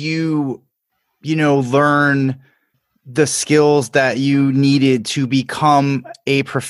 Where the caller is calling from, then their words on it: Miami, Florida, United States; You know, I'm recording from Miami, Florida, and not that long ago, there was a major shooting not too far north of here in Parkland.